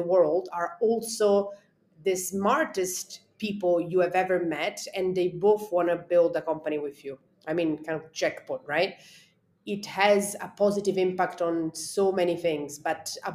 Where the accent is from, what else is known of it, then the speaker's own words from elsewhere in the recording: Italy; moved away as an adult; also born or lived in London, United Kingdom; now in India; I grew up in Italy